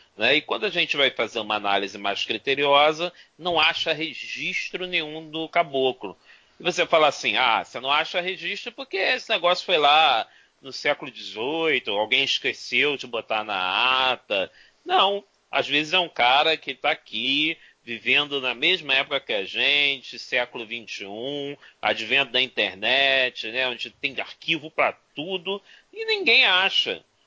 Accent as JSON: {"language": "Portuguese", "country": "Brazil", "said": "como bom brasileiro, bons latinos"}